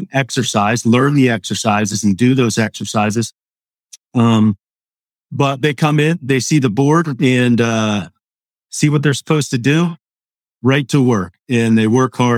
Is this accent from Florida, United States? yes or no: no; Hershey, Pennsylvania, United States; also born or lived in Overland Park, Kansas / St. Charles, Maryland / Elizabethtown, Pennsylvania / Lancaster, Pennsylvania; around the age of five, moved to Hershey area. And about 8 years after that, moved to Elizabethtown. So I ended up in Lancaster at about age 13, and I've been in the area about 30 years now